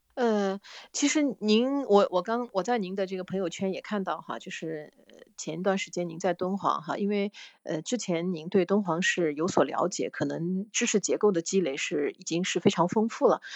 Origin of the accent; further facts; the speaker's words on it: southern China, China; 我们是南方的那个，我是南方人